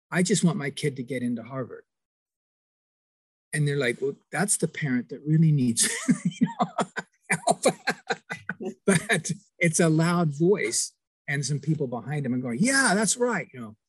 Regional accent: Kingston upon Thames, London, United Kingdom; moved away; And Shine, you may not know that I'm also an immigrant from England. I'm from Kingston on Thames

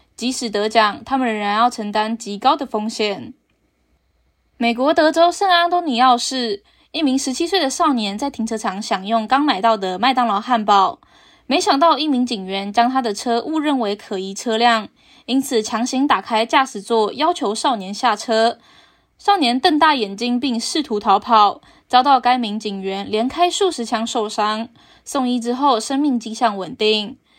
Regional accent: Taiwan; 我是台湾人，是一种光荣，也是一种骄傲

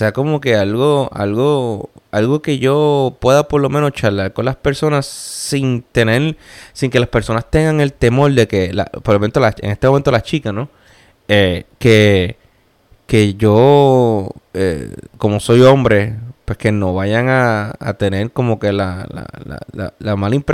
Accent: Puerto Rico; moved away; Como el puertorriqueño, que somos así.

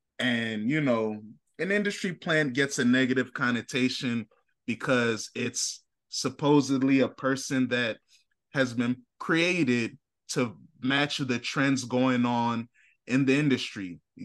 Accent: St. Louis, Missouri, United States; Hey man, I like when she said he liked my arch because I'm from St. Louis.

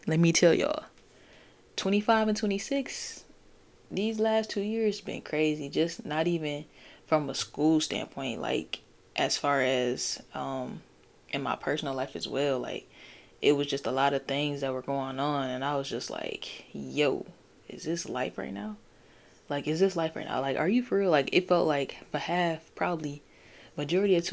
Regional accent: Michigan, United States; I'm from Michigan

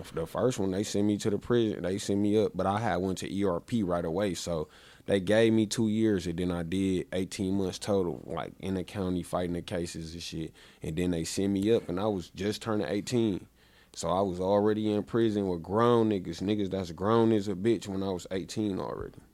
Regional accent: Milwaukee, Wisconsin, United States; I was born in Milwaukee. I, uh, I lived right around the corner when I was a kid.

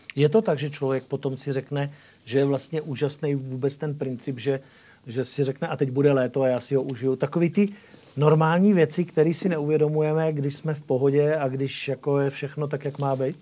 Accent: Moravia, Czechia; jsem rodilý Moravan

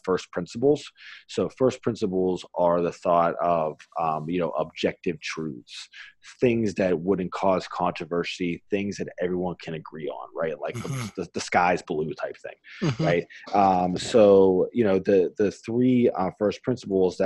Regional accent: Pittsburgh, Pennsylvania, United States; I'm from Pittsburgh

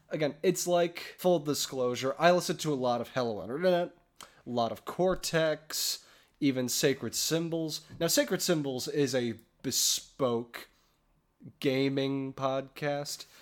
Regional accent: Chicago, Illinois, United States; moved away as an adult; now in Milwaukee, United States; We're both from Chicagoland

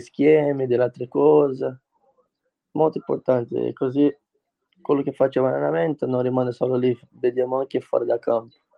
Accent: Brazil; Italian is a second language; moved away as an adult; now in Italy

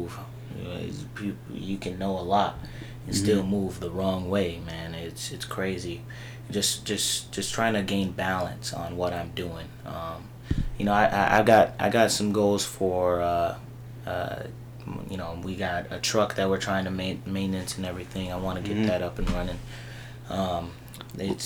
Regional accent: Bloomington, United States; I grew up here in Bloomington. It's been a long time, you know, since a little boy.

